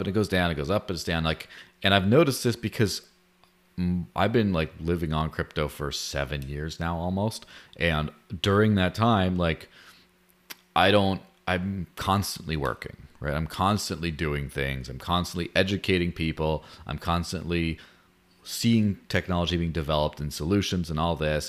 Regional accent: Mexico; moved away; I grew up in Mexico

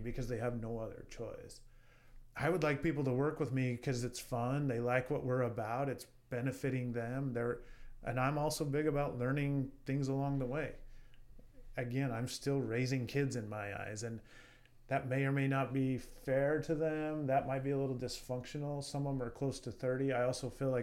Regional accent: Wyoming, United States; I'm proud to be from the state of Wyoming.

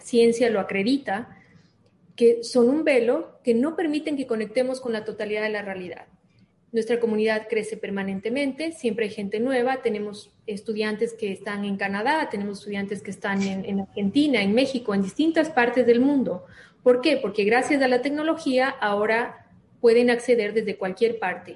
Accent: Ecuador; also born or lived in Miami, United States; soy ecuatoriana, amo el Ecuador, vivo en el Ecuador

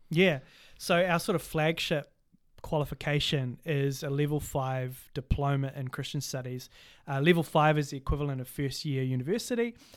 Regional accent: Cambridge, Waikato, New Zealand; I'm from Te Okuhoroi, which is, um, also known as Cambridge in, um, New Zealand

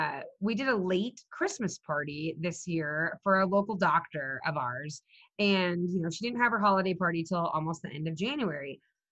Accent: Southwest, United States; And because I grew up in the Southwest, I can serve that market.

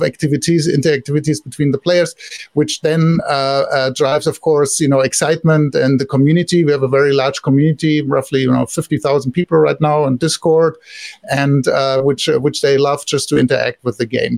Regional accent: Germany; accent: German; English is a second language; now in Silicon Valley, United States; I live here now in Silicon Valley since many years, but originally I'm from Germany, so I can't hide my accent.

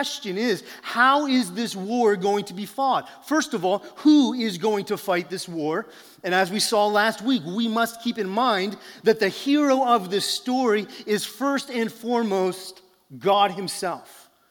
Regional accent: New Jersey, United States; I grew up in New Jersey

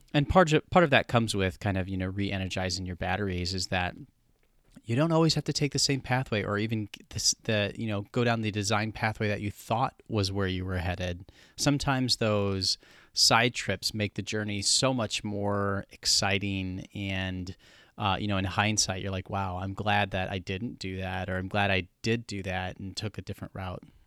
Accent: Midwest, United States; growing up in the Midwest, I'm totally used to wintertime

